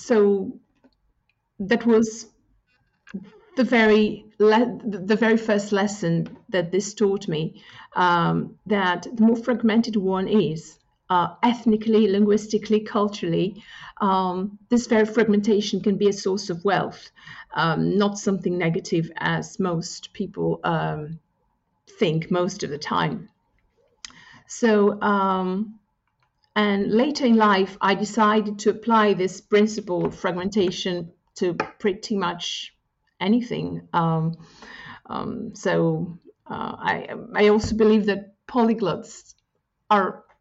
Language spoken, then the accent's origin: English; Corfu, Ionian Islands, Greece; first language Greek; English is a second language; moved away as an adult; also born or lived in United Kingdom / China; I come from an island. So both my parents are Greek. And I grew up in a pretty homogeneous community.